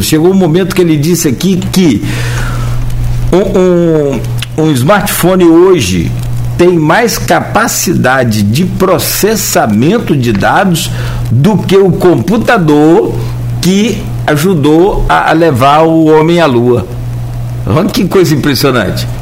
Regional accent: Italva, Rio de Janeiro, Brazil; eu tenho 51 anos, eu sou de Italva.

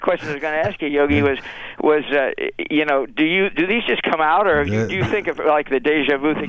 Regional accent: California, United States; moved away; I came from California. I was a Yankee fan. I've lived here since 60.

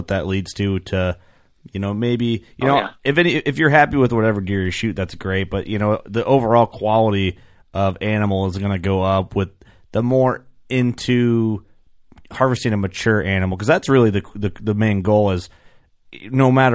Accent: Illinois, United States; I'm from Illinois

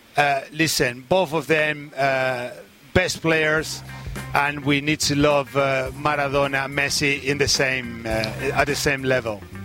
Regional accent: Argentina; our country

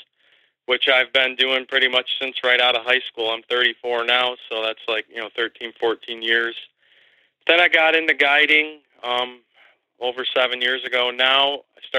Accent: Bradford, Pennsylvania, United States; I grew up here in right outside of Bradford, Pennsylvania, in McKean County. I've lived here my whole life.

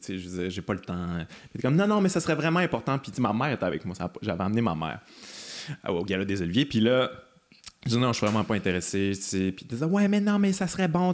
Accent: Quebec, Canada; je suis québécois

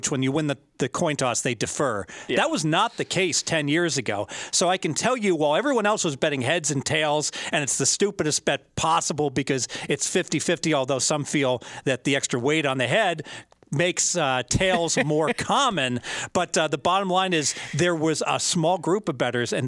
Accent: Midwest, United States; now in Las Vegas, United States; I grew up in the Midwest

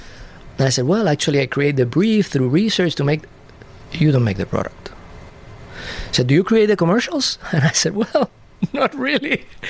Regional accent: Puerto Rico; also born or lived in Cadiz, Spain; Well, I was born in Cadiz, Spain, a small city in the outermost southern part of Spain, close to the Strait of Gibraltar. Mm-hmm. I lived there until I was about 7 years old. My father was Spaniard, my mother Puerto Rican. So when I was seven, we went to Puerto Rico.

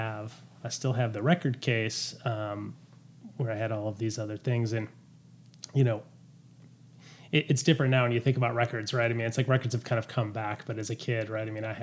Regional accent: Detroit, Michigan, United States; I grew up in Detroit.

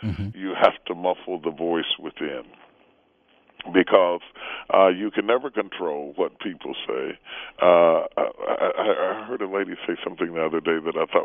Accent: West Virginia, United States; we grew up in West Virginia.

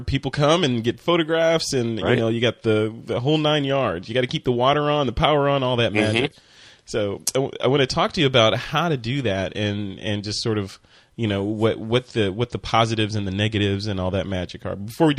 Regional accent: Chicago, Illinois, United States; also born or lived in Flint, Michigan / Tokyo, Japan; I am from Chicago. Actually, I was born in Michigan, but I grew up in Chicago.

